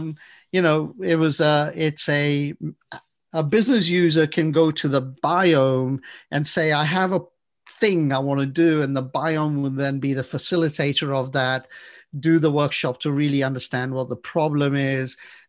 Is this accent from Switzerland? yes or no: no; England, United Kingdom; We came from England. We're the originators of the roundabouts.